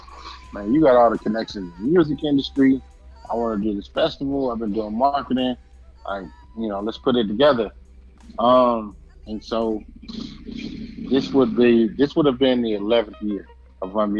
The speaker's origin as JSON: {"language": "English", "town": "Compton", "region": "California", "country": "United States", "tie": "born or raised there", "said": "I'm from Compton, California"}